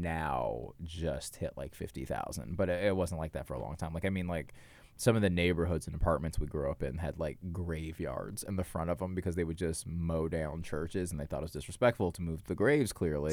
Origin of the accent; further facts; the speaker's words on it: Marietta, Georgia, United States; also born or lived in New York; now in Los Angeles, United States; Marietta, Georgia